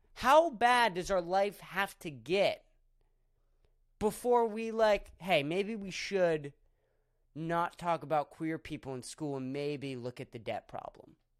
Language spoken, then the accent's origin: English; Erie, Pennsylvania, United States; moved away; my hometown, Erie